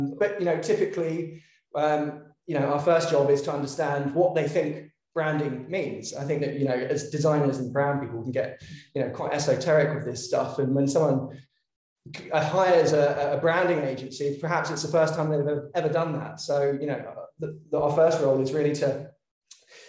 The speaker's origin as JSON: {"language": "English", "region": "London", "country": "United Kingdom", "moved": "as an adult", "lives_now": "Melbourne, Australia", "said": "I'm from London originally, but I've been in Australia now for about 8 years."}